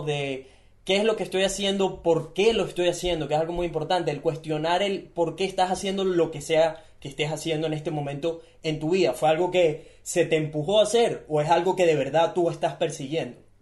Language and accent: Spanish; Venezuela; now in Gold Coast, Australia; yo nací en Venezuela. Yo nací en un país donde no tengo las oportunidades que tienen ellos